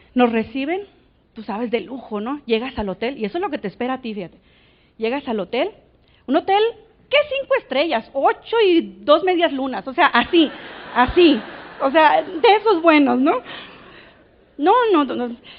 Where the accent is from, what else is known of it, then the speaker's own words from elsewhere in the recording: Navojoa, Sonora, Mexico; Nací, nací en Navojoa